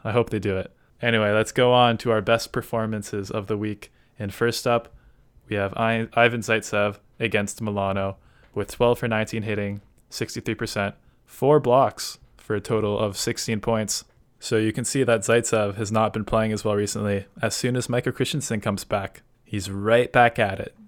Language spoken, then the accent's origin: English; Canada; as a Canadian